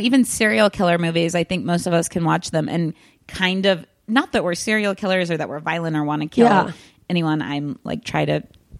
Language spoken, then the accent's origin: English; Kansas, United States; now in Los Angeles, United States; I'm originally from Kansas, moved out